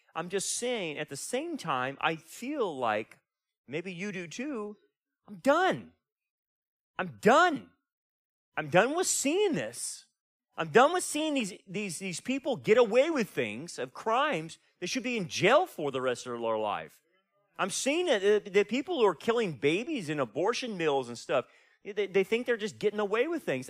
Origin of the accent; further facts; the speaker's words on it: Delano, California, United States; moved away; I'm from Delano